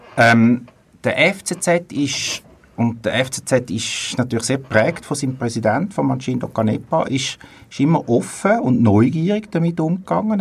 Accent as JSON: {"language": "German", "region": "Zurich", "country": "Switzerland", "said": "ich komme aus Zürich und darum schlägt mein Fußballherz ursprünglich für IF, für Young Fellows Zürich"}